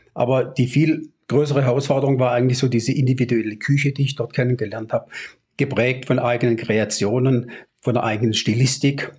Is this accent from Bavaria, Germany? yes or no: no; near Baden-Baden, Baden-Württemberg, Germany; also born or lived in Swabia; Ich komme aus der Nähe von Baden-Baden gebürtig